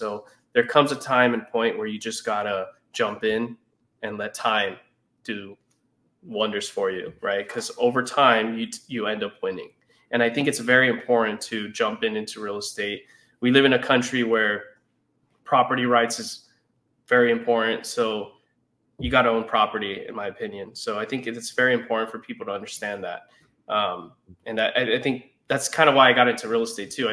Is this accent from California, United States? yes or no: yes; California, United States; me being a Californian